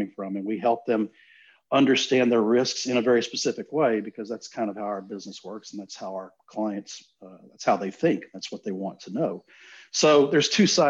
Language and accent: English; Gulf Coast, Southeast Texas, United States; I grew up in Southeast Texas on the Gulf Coast, and my family's lived down there for close to 40 years